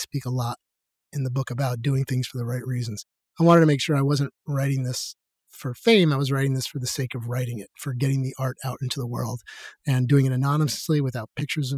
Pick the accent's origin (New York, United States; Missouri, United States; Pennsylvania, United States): New York, United States; New York City; moved away as an adult; I grew up in New York City in the 1980s